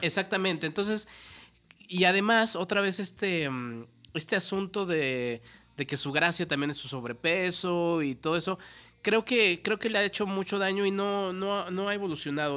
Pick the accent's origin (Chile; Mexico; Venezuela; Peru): Mexico